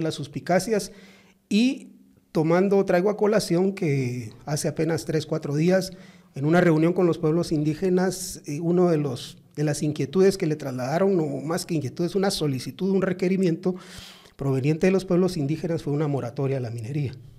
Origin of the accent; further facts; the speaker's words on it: Zacapa, Guatemala; los que somos de Zacapa